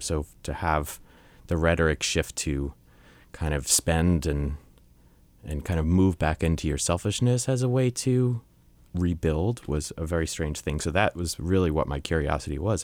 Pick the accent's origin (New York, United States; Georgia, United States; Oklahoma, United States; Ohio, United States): New York, United States; Long Island; I grew up in Long Island, New York